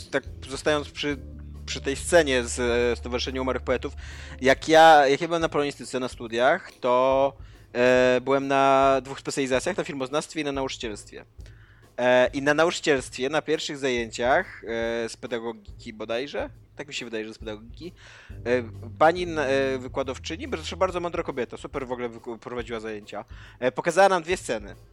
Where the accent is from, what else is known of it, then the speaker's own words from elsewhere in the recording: Warmian-Masurian Voivodeship, Poland; na terenach, e, z których ja pochodzę i z, których, z którymi się dosyć czuję związany, z Wariowymi Mazurami